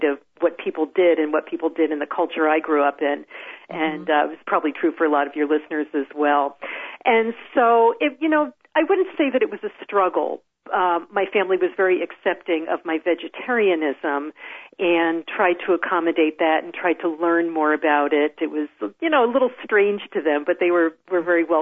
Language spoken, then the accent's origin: English; New Jersey, United States; moved away as an adult; also born or lived in Washington, D.C. area; now in Pacific Northwest, United States; I grew up in New Jersey.